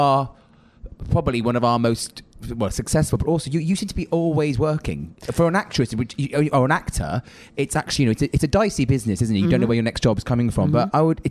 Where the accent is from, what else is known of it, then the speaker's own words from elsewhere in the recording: United Kingdom; as British people